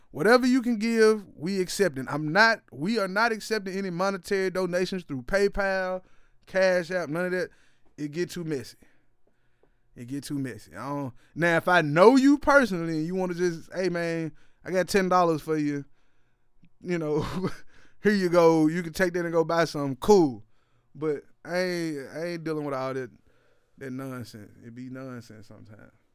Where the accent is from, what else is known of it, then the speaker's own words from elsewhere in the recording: Ripley, Tennessee, United States; moved away as an adult; now in Nashville, United States; my hometown of Ripley, Tennessee